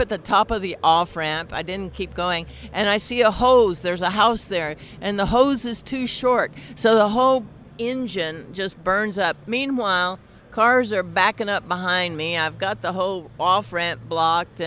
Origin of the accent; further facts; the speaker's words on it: Fort Worth, Texas, United States; I grew up in Fort Worth, Texas